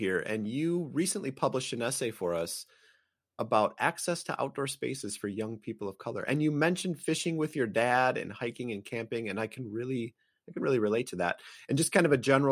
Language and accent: English; Great Lakes, United States; I am from the Great Lakes